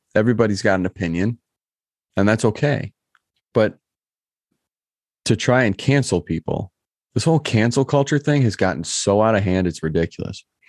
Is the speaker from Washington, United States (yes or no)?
no; Michigan, United States; I'm from Michigan